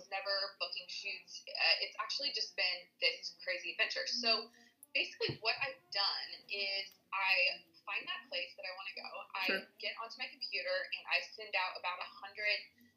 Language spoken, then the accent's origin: English; Vancouver, Washington, United States; moved away as an adult; also born or lived in California / Oregon; now in Portland, United States; I was raised in Vancouver, but I've lived in Oregon the last 10 years